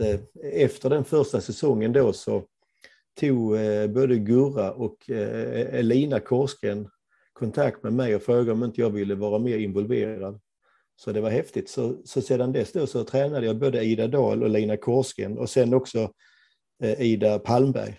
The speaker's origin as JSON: {"language": "Swedish", "town": "Ängelholm", "region": "Skåne", "country": "Sweden", "moved": "as an adult", "lives_now": "Gothenburg, Sweden", "said": "Jag är från Ängelholm, men, men, men har bott i Göteborg i över 30 år"}